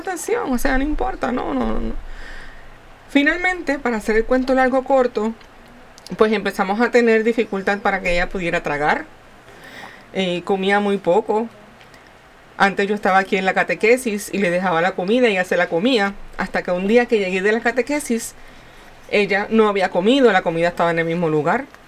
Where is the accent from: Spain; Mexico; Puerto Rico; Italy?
Puerto Rico; como buen puertorriqueño